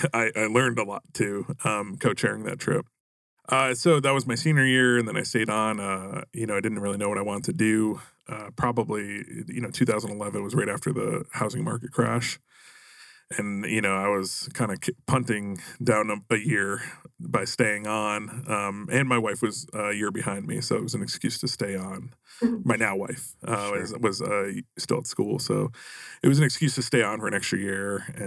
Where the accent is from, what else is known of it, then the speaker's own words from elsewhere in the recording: Westchester County, New York, United States; moved away as an adult; also born or lived in Springfield, Massachusetts / Boston; now in Tempe, United States; I grew up in New York, probably 40 minutes north of New York City, Westchester County, and I was there first 18 years of my life, and then I went to Springfield College, which is in Western Massachusetts.